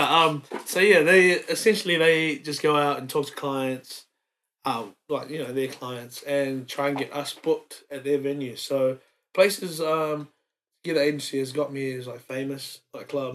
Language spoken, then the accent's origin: English; Wellington, New Zealand; moved away as an adult; also born or lived in Samoa; now in Brisbane, Australia; raised in um raised in Wellington.